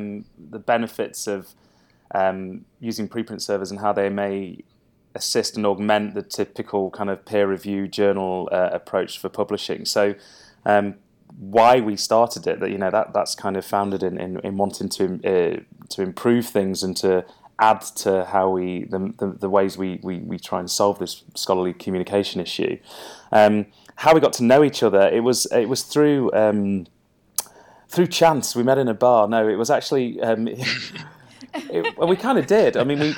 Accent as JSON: {"language": "English", "region": "Louisiana", "country": "United States", "said": "I'm just putting it on for the podcast. I'm really from Louisiana."}